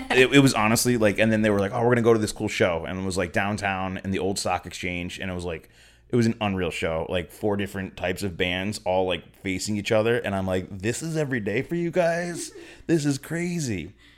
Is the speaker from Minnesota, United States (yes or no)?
no; Springfield, Massachusetts, United States; moved away as an adult; now in San Pedro, United States; I'm from Western Mass, so I don't have an accent, but, um, yeah, a little, uh, city called Springfield, Mass, and, uh, moved out here to San Pedro ten years ago